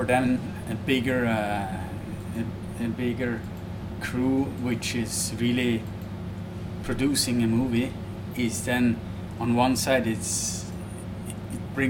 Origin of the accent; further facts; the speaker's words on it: Zermatt, Valais, Switzerland; I grew up in Zermatt